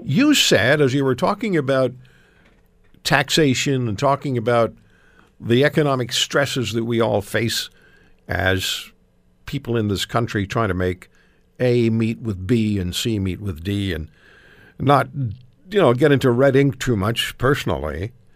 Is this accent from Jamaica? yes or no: no; Canada; just as one Canadian